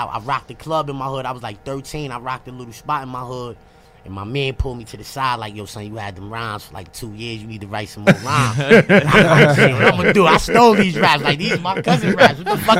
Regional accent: New York City, New York, United States; I grew up, man. I'm from Queens, Corona, 105th and Northern.

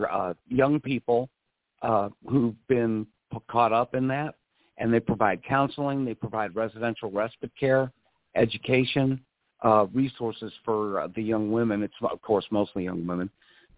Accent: Missouri, United States; I'm from Missouri

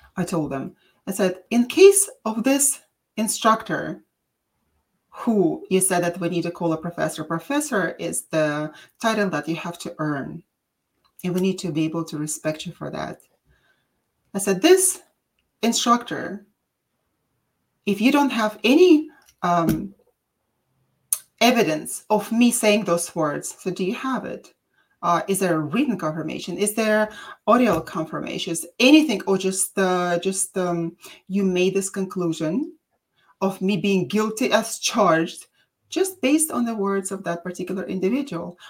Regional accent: Russia; accent: Russian; English is a second language; now in San Diego, United States; They asked me where my accent was from, and I said Russian

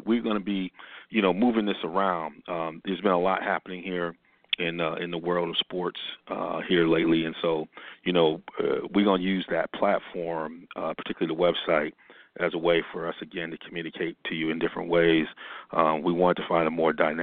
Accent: Ann Arbor, Michigan, United States; I grew up in Ann Arbor, Michigan.

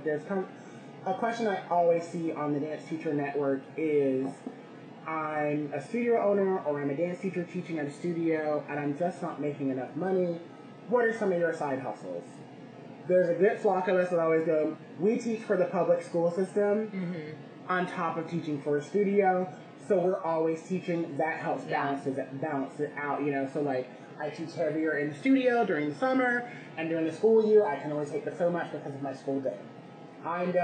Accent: Georgia, United States; now in New York City, United States; I grew up in Georgia

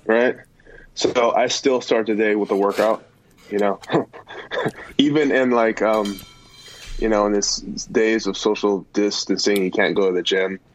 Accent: California, United States; I was born and raised in California.

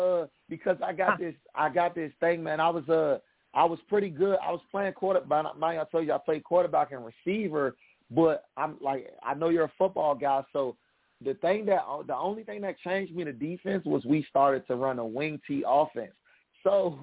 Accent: United States; I'm from the Washington D.C. Maryland area, so I grew up as a kid watching the Washington Redskins a lot

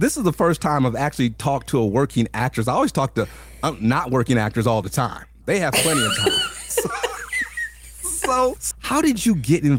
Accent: California, United States; I've been in California all my life.

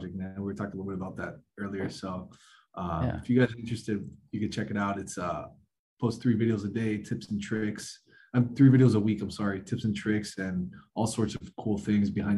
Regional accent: South Florida, United States; born and raised in South Florida

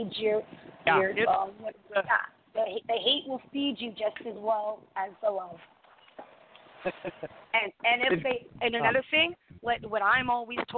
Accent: Canada; I'm his Canadian redhead

